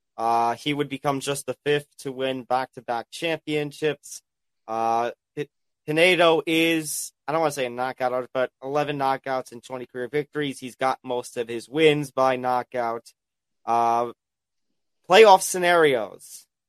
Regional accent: New York, United States; my home state of New York

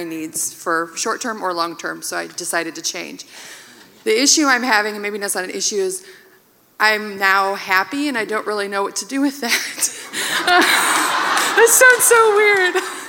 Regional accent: Fort Wayne, Indiana, United States; I'm from Fort Wayne, Indiana.

